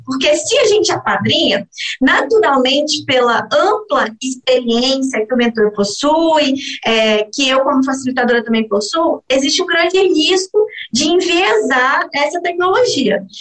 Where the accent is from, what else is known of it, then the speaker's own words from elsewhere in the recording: Brazil; nós como brasileiros